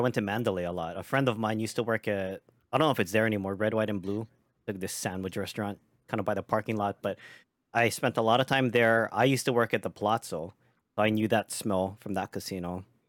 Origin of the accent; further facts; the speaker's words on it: Hawaii, United States; moved away as an adult; now in Las Vegas, United States; living and being born and raised in Hawaii